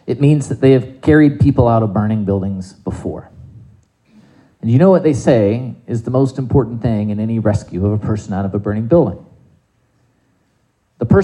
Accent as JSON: {"language": "English", "region": "South Carolina", "country": "United States", "tie": "born or raised there", "said": "I grew up in South Carolina"}